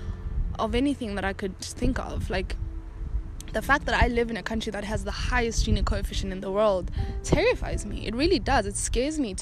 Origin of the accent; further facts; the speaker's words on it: South Africa; that's my lineage and that's where I come from